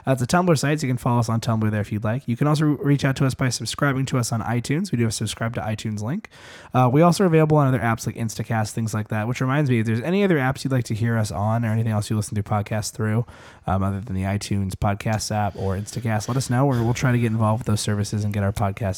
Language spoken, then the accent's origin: English; Minnesota, United States; We're from Minnesota.